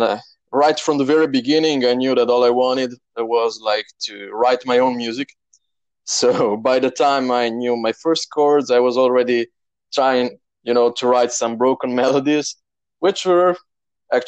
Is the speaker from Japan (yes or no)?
no; Slovenia; I'm from Slovenia, right on the border with Italy